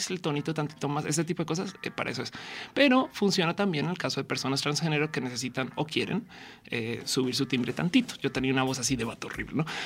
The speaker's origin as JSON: {"language": "Spanish", "region": "northern Mexico", "country": "Mexico", "said": "No, los chilangos todo el día me dicen eh, que soy norteña."}